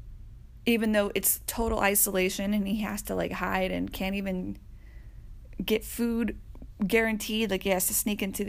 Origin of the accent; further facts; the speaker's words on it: Atlanta, Georgia, United States; I am from Atlanta